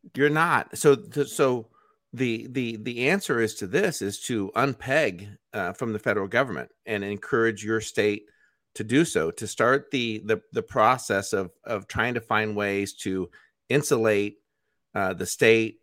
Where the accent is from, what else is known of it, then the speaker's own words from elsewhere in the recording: United States; as an American